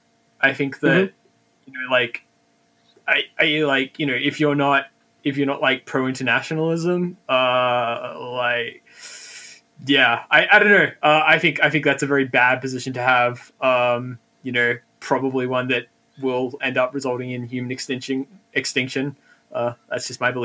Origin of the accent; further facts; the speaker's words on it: Australia; as an Australian